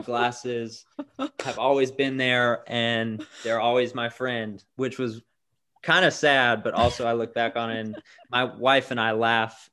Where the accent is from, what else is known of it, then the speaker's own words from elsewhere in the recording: Tampa, Florida, United States; moved away as an adult; now in Birmingham, United States; I'm originally from Tampa, Florida.